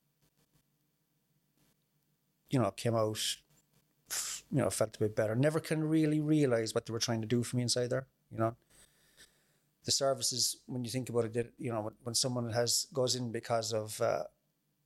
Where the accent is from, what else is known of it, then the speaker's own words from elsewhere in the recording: Mallow, Munster, Ireland; I grew up in Mallow, and I'd have fairly normal childhood